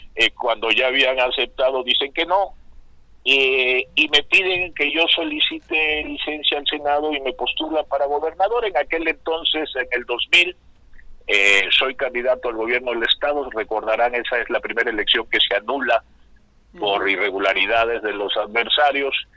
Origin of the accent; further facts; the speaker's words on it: Tabasco, Mexico; now in Tepoztlán, Mexico; mi tierra, en Tabasco